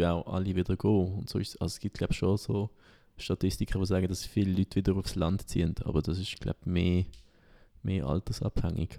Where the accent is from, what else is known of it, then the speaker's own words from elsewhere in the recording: Solothurn, Switzerland; mein Heimatort ist ja im Kanton Solothurn und da ist eigentlich so ein bisschen im, im Juragebirge fast.